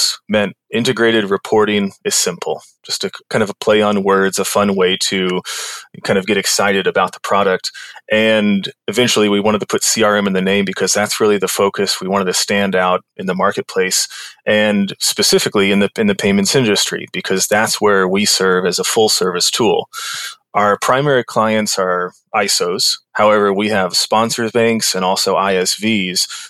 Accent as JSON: {"language": "English", "town": "Kansas City", "region": "Missouri", "country": "United States", "also_born_or_lived": "New York City", "moved": "as an adult", "said": "I'm from Kansas City. I was living there."}